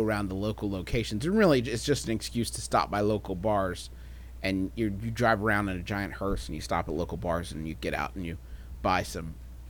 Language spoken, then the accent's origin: English; West Virginia, United States; "Where are you guys from?" And we said, "West Virginia,"